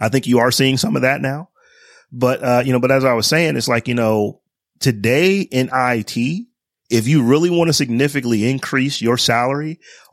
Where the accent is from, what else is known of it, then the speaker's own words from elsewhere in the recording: Northeast Ohio, United States; when I was growing up, I grew up in Northeast Ohio